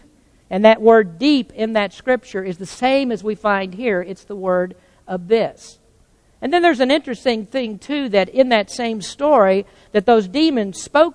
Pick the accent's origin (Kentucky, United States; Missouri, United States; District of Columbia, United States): Kentucky, United States; I was born in Kentucky